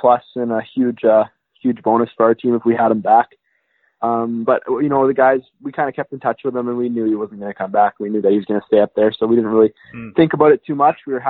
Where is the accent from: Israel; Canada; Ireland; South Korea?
Canada; Brandon, Manitoba; also born or lived in Clear Lake, Manitoba; I grew up on a farm outside of Brandon